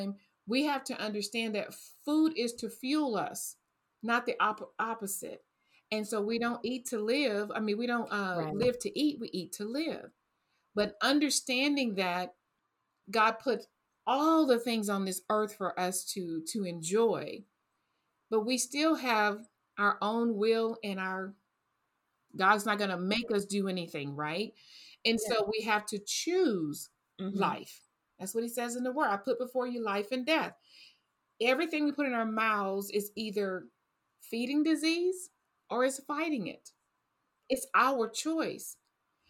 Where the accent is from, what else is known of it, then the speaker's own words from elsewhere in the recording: Texas, United States; I grew up on fried, I'm from Texas